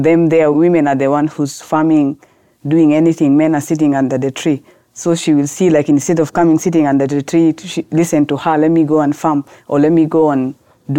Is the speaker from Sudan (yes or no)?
yes; Khartoum, Sudan; English is a second language; now in South Sudan; I'm new in that village because I grew up in Khartoum.